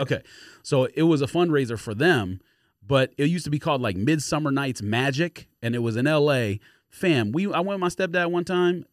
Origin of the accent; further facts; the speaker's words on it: Los Angeles, California, United States; I grew up in Los Angeles